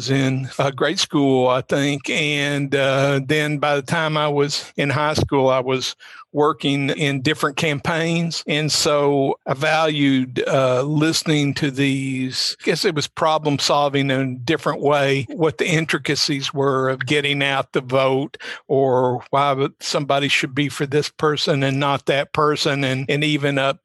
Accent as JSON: {"language": "English", "town": "Hazard", "region": "Kentucky", "country": "United States", "tie": "born or raised there", "also_born_or_lived": "Whitesburg, Kentucky", "said": "I grew up in Hazard, which is 30 miles from Whitesburg, where I live and work now"}